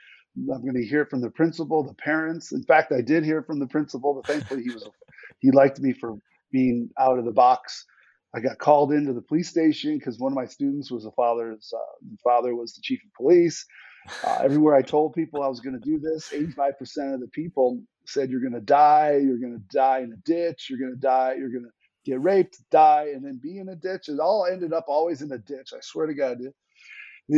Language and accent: English; Western New York, United States; also born or lived in Alaska; my hometown of Western New York